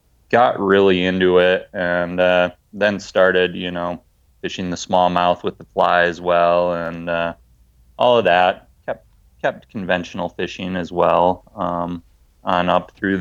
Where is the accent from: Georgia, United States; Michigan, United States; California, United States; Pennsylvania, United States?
Michigan, United States; moved away as an adult; now in Washington, United States; I grew up in Michigan, so Great Lakes fishing